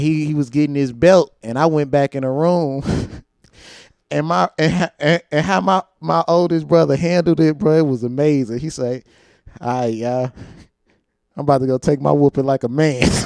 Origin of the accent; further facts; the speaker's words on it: St. Louis, Missouri, United States; I'm from St. Louis, Missouri, the North Side, the treach the most treacherous part of St. Louis